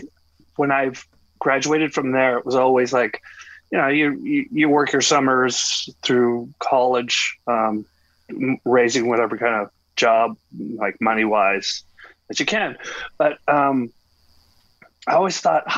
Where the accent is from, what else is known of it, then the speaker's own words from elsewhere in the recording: Hamilton, Ontario, Canada; moved away as an adult; now in California, United States; I am from Hamilton, born and raised